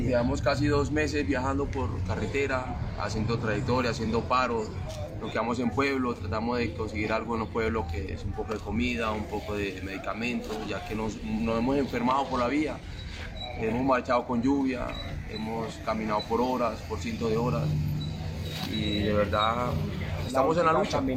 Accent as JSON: {"language": "Spanish", "country": "Venezuela", "said": "Venimos desde Venezuela."}